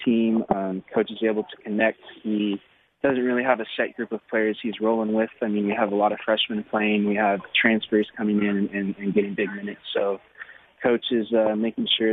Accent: Stockton, California, United States; born or raised there

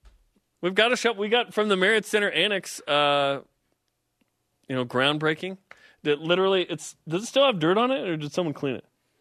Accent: Portland, Oregon, United States; now in Utah, United States; I grew up in Portland, then moved to Utah.

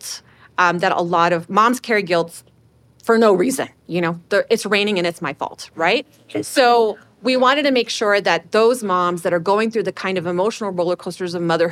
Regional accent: Houston, Texas, United States; also born or lived in Chicago; okay, Houston

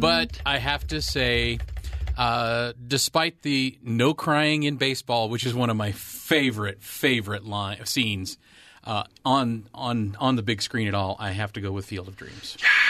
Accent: Bay Area, California, United States; moved away; I grew up in the Bay Area.

